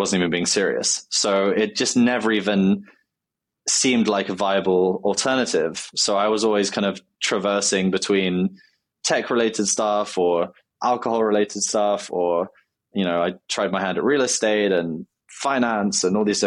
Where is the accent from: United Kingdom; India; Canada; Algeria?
United Kingdom; London; I grew up in London